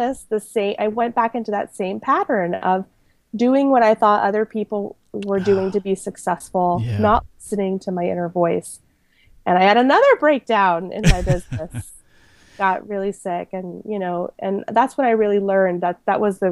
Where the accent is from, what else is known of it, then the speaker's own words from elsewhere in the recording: Panama; moved away; I was born in Panama to an American mom and a Panamanian dad